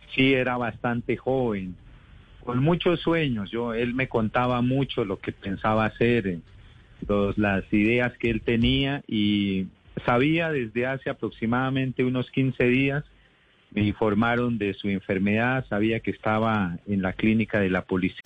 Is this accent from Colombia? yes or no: yes; Santander de Quilichao, Cauca, Colombia; Ahorita en Santander de Quilichao, mi tierra, en el departamento del Cauca